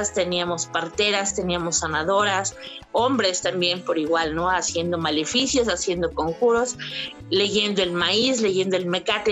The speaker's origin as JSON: {"language": "Spanish", "region": "Veracruz", "country": "Mexico", "tie": "born or raised there", "said": "yo soy de Veracruz y entonces eh, Catemaco estaba cerquita"}